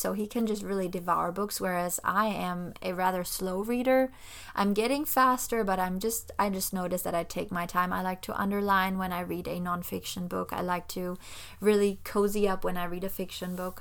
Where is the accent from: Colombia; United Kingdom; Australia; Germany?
Germany; moved away as an adult; now in Florida, United States; I actually was born and raised in Germany, so I spent pretty much all my life over there.